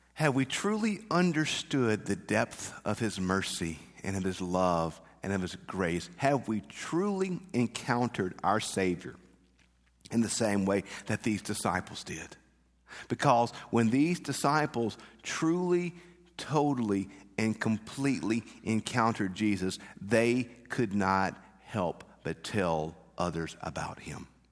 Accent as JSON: {"language": "English", "town": "Bogue Chitto", "region": "Mississippi", "country": "United States", "tie": "born or raised there", "moved": "yes", "said": "I'm from Bogacheta, that has a certain meaning to it. Small town, everybody knew each other, not a whole lot going on."}